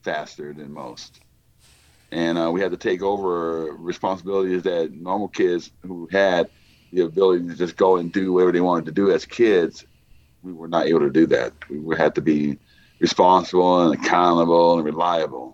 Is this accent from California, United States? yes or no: no; Texas, United States; I was born and raised in Texas